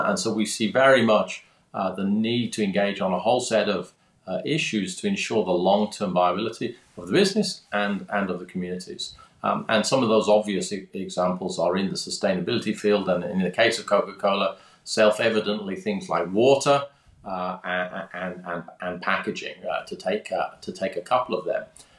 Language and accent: English; London, United Kingdom; I'm obviously from my accent, or perhaps not quite as obviously, I'm British, born in London, born in the UK. I grew up there, and eventually, because I was good at sciences, I actually ended up doing electronic engineering at university